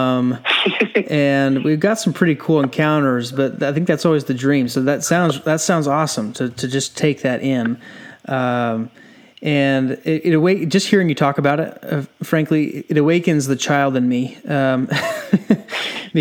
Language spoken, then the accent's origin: English; San Diego, California, United States; I grew up in San Diego